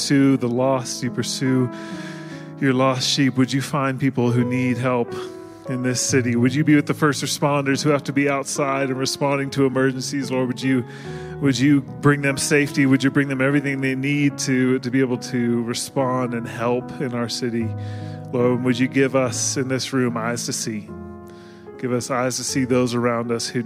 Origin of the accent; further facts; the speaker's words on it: Washington, United States; now in Colorado, United States; I'm from Washington